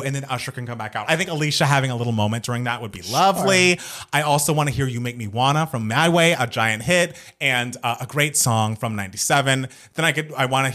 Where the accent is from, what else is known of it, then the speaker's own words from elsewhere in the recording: Atlanta, Georgia, United States; I grew up in Atlanta